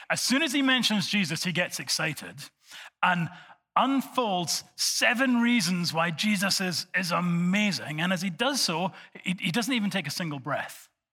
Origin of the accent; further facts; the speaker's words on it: Scotland, United Kingdom; I'm from Bonnie, Scotland